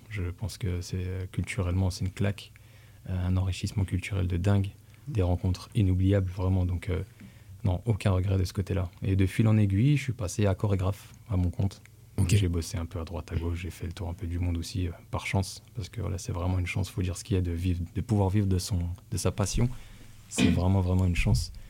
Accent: Dijon, Bourgogne-Franche-Comté, France; now in Rennes, France; Je suis arrivé à Rennes en 2009, très exactement. Mais je suis originaire de Dijon, de l'autre côté

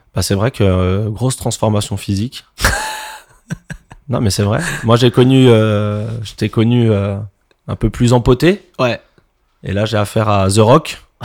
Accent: Montreuil, Île-de-France, France; je viens de Montreuil également

